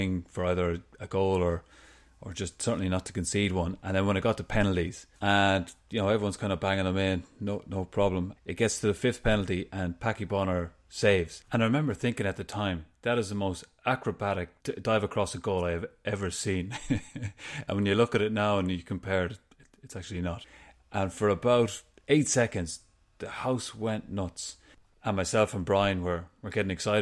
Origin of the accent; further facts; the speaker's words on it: Ireland; for most people my age growing up in Ireland